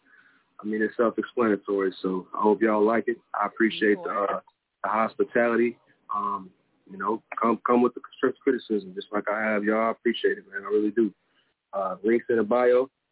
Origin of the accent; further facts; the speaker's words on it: Illinois, United States; No, I'm not from Chicago. I'm from the Burbs right there.